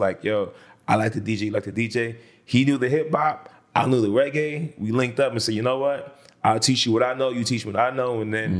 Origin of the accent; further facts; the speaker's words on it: Brooklyn, New York, United States; now in Miami, United States; Flatbush and Ocean by the Junction. Used to spend too much time in Vandeveer.